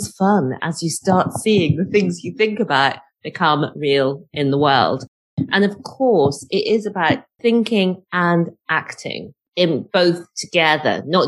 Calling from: Newport, Wales, United Kingdom; I'm coming to you today from Wales. I'm in Newport near Cardiff.

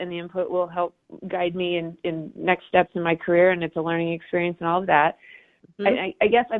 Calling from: Denver, Colorado, United States; So I'm calling from Denver.

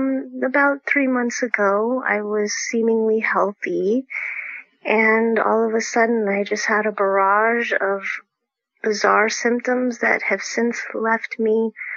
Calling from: Folsom, California, United States; I'm calling in from Folsom, California.

